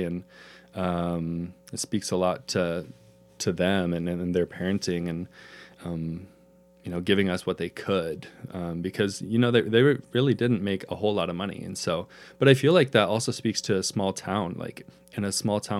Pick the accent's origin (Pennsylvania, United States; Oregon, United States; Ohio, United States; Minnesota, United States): Oregon, United States; Pendleton; I absolutely loved growing up in Pendleton.